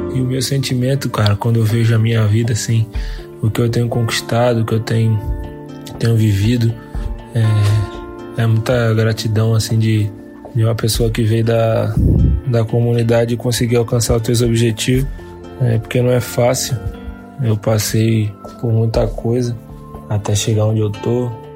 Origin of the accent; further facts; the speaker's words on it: Rio de Janeiro, Brazil; o Jacarezinho, de onde eu vim